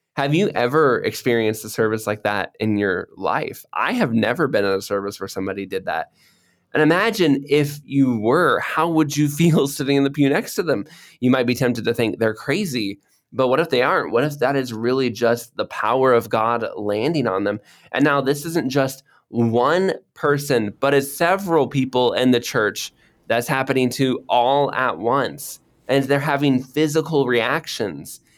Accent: Florida, United States; moved away as an adult; also born or lived in Cambodia; now in Indonesia; I grew up in Florida where it always has rain

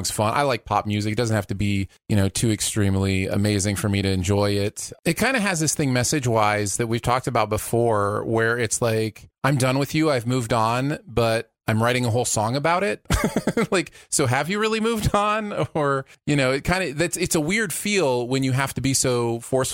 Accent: Michigan, United States; Growing up in Michigan

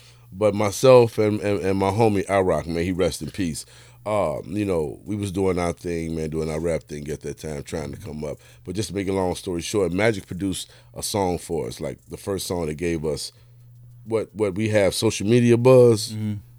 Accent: Chicago, Illinois, United States; born and raised in Chicago, you know. Born and started out on the east side, man, the Jeffrey Manor, you know what I'm saying, 1973. Moved to Inglewood in 84

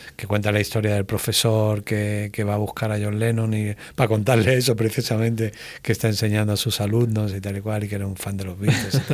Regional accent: Málaga, Andalusia, Spain; soy de Málaga

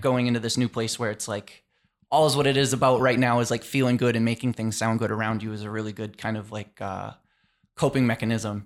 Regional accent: Taunton, Massachusetts, United States; I grew up in Taunton, Massachusetts

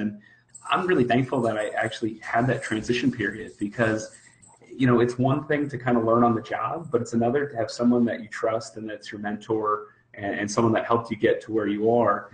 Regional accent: Philadelphia, Pennsylvania, United States; I'm from Philadelphia

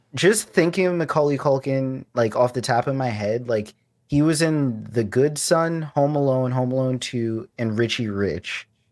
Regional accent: New York, United States; moved away; also born or lived in Florida; growing up in New York

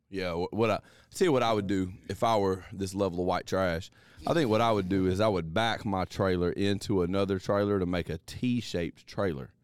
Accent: Alabama, United States; also born or lived in Columbus, Mississippi; now in Mississippi, United States; Technically, I'm actually from Alabama

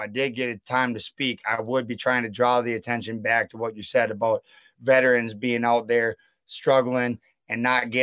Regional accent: Wisconsin, United States; my home state of Wisconsin

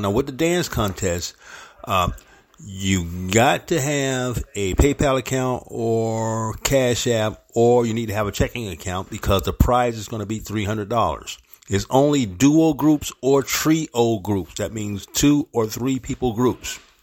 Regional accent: St. Petersburg, Florida, United States; also born or lived in Harlem, New York; my hometown, 727, St. Petersburg, Florida

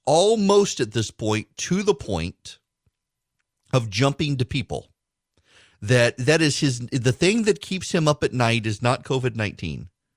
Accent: Dubai, United Arab Emirates; I've never been, honestly. I grew up in Dubai. We were in the desert. We didn't go hunting.

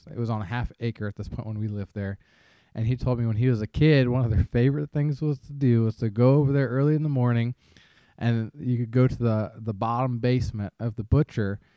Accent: Ashland, Kentucky, United States; I came from Ashland, Kentucky

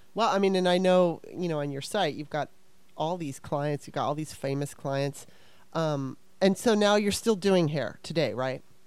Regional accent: Los Angeles, California, United States; now in Maryland, United States; I'm originally from Maryland, which is where I live now. But when I was uh, nine years old, my mom moved us out to California, to Los Angeles

